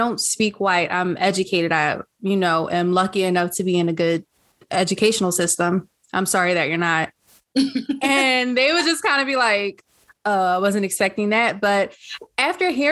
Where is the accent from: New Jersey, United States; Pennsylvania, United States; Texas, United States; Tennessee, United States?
Pennsylvania, United States; Philadelphia; also born or lived in Lansdowne, Pennsylvania; I spent some of that time in my childhood growing up in West Philadelphia. And then my parents moved us to Lansdowne.